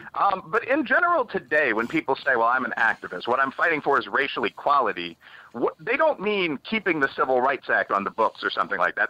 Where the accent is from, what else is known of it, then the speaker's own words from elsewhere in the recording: Chicago, Illinois, United States; moved away; I'm from the south side of Chicago. I'm from Bridgeport, which is a black and Irish mm-hmm. American sure. neighborhood.